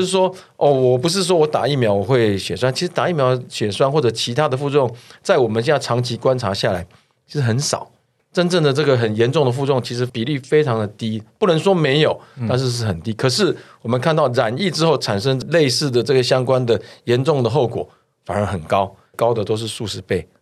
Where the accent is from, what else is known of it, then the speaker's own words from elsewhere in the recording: Taiwan; 我们台湾这边或者是东亚这边，大家并不怎么排斥这个戴口罩